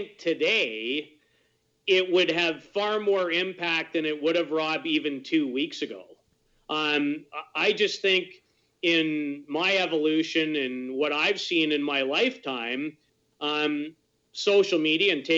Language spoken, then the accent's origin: English; Canada; as Canadians